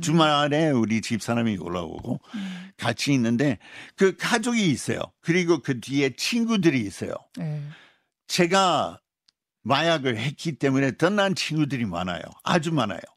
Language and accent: Korean; Utah, United States; Korean is a second language; moved away as an adult; now in South Korea; 우리 고향 유타주인데